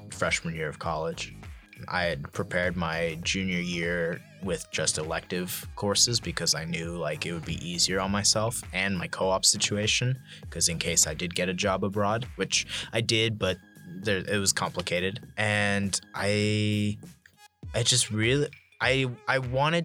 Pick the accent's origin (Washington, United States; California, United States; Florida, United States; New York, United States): California, United States; San Francisco; growing up in San Francisco